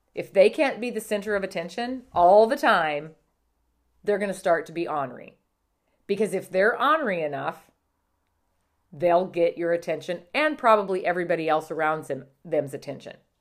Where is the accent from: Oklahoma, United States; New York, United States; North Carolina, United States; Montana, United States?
Montana, United States; I grew up in Montana